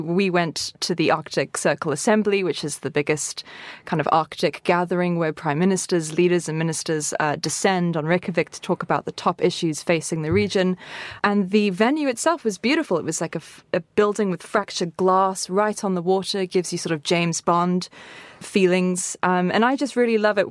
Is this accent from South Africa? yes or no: yes; Cape Town, Western Cape, South Africa; I'm from Cape Town